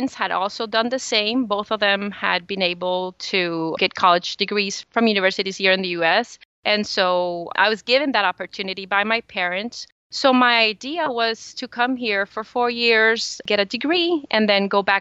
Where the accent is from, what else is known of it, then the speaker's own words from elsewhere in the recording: El Salvador; moved away as an adult; now in United States; I was born in El Salvador, and El Salvador is the smallest country in Central America.